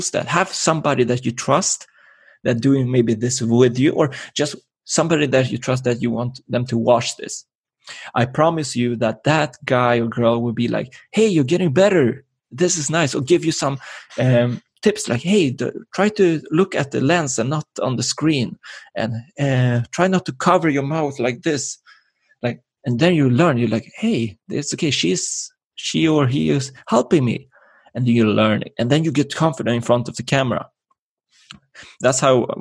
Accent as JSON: {"language": "English", "country": "Sweden", "tie": "born or raised there", "said": "And I was born here in Sweden."}